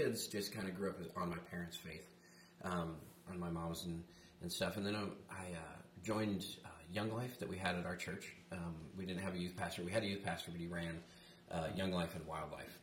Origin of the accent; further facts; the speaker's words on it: Flagstaff, Arizona, United States; now in Bullhead City, United States; I grew up in Flagstaff, Arizona, and I was born and raised redneck up there